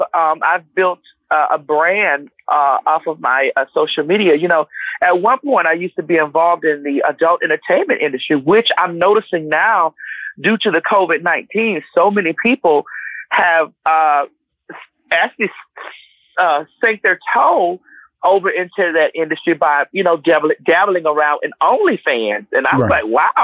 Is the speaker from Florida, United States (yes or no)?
yes; Miami, Florida, United States; now in Conyers, United States; I'm based in Atlanta, Georgia. I'm originally from Miami, Florida.